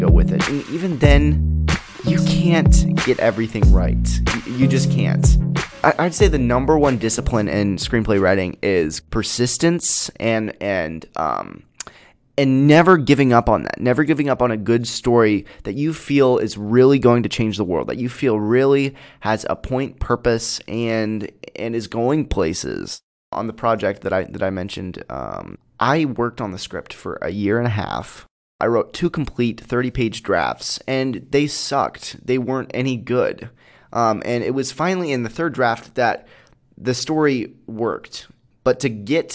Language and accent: English; Peoria, Illinois, United States; I'm a filmmaker from Peoria, Illinois